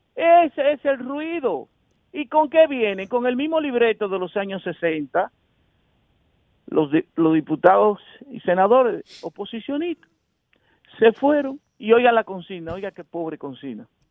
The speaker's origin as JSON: {"language": "Spanish", "town": "Santo Domingo", "region": "Distrito Nacional", "country": "Dominican Republic", "tie": "born or raised there", "said": "yo soy un sociólogo que nací en Villajuana"}